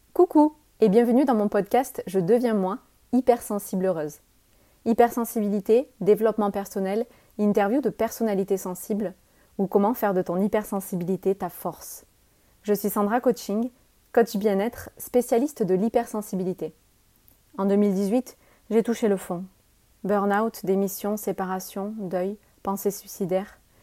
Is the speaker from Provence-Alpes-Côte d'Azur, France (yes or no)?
yes; Avignon, Provence-Alpes-Côte d'Azur, France; Je suis née à Avignon, en France, donc en 89, comme je l'ai dit, et euh, cet accent, il me suit partout